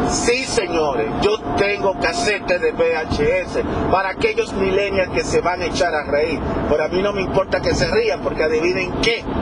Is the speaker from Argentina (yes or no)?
no; Dominican Republic; Yo soy dominicano, por si muchos no lo saben, hasta esta altura de juego.